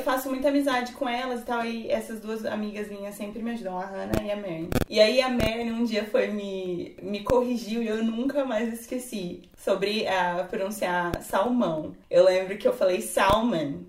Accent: Brazil; sou do Brasil.

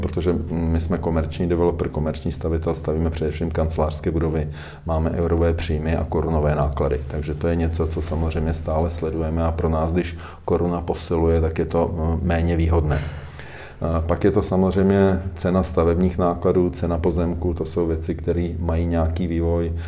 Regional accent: Czechia; jsme mistry světa jako Češi

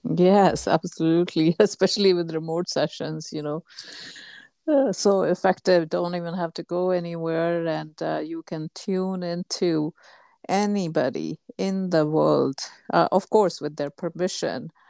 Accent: India; moved away; my home country, India

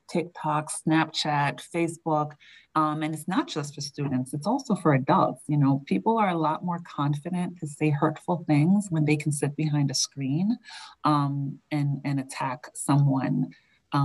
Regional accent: New York, United States; now in Andover, United States; I say water funny because I'm from New York.

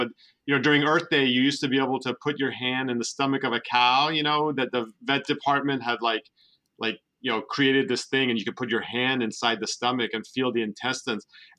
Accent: San Francisco Bay Area, California, United States; also born or lived in Davis / Washington, D.C.; I'm a California native, so I went to school and grew up here in the San Francisco Bay Area.

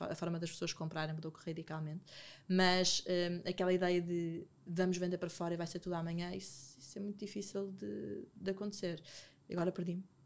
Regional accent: Porto, Norte, Portugal; now in Lisbon, Portugal; eu, eu, eu, sou do Porto, então nem, nem conheço, na altura, agora conheço mais pessoas, mas na altura conhecia poucas pessoas em Lisboa

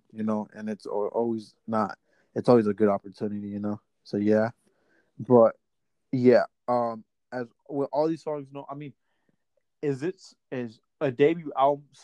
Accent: Indianapolis, Indiana, United States; I'm from Indiana, I'm here from Indianapolis

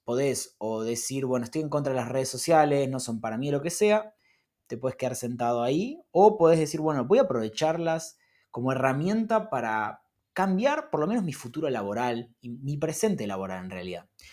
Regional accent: Argentina; los argentinos vivimos eh, todo el tiempo corriendo atrás de la plata

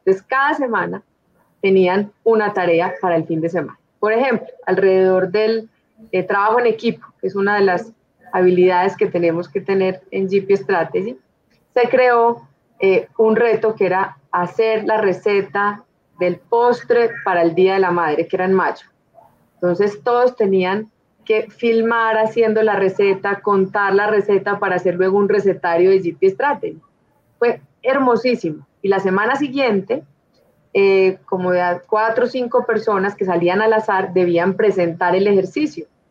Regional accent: Manizales, Caldas, Colombia; yo soy de Manizales, una familia con raíces paisas

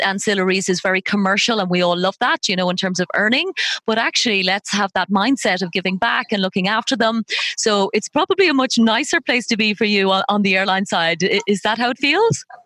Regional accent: Ireland; a fellow Irishman

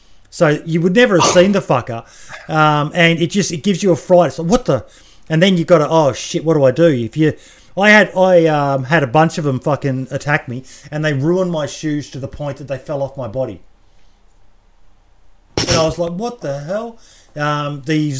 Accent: Australia; being an Australian.

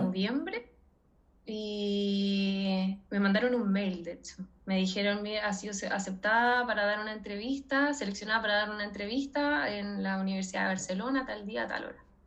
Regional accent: Chile; moved away as an adult; now in Spain; soy extranjera, soy chilena

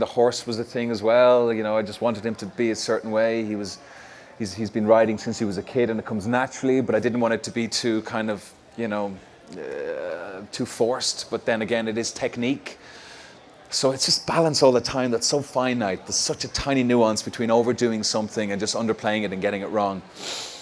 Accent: Ireland; being Irish

